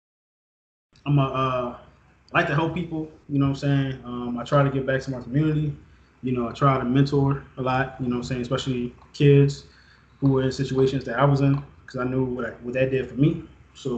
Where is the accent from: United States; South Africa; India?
United States; New Orleans, Louisiana; also born or lived in Texas; I was born in New Orleans, lived here most of my life. There was a time period where I lived in Texas. I came back. I grew up in an era where, you know, everybody knew what New Orleans was like